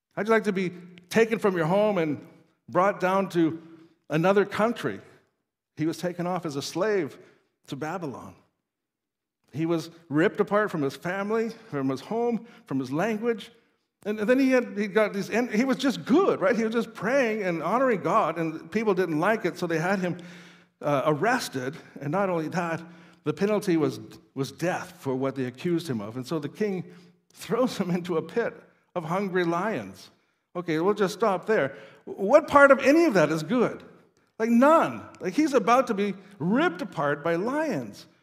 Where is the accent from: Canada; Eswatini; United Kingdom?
Canada; Saskatoon, Saskatchewan; moved away as an adult; also born or lived in Norway; I grew up in Saskatoon